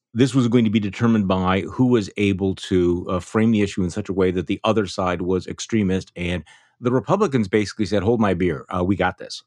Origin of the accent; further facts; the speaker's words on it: Wisconsin, United States; My home state